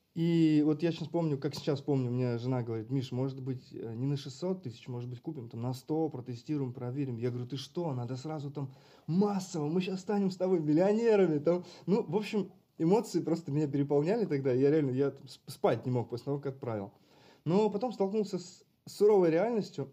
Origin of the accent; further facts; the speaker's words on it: Karachev, Bryansk Oblast, Russia; now in Moscow, Russia; Я сам далеко не из Москвы я из Брянской области. И когда у меня спрашивают, ты откуда, я говорю, я из Брянска, потому что никто не знает, что такое Карачев.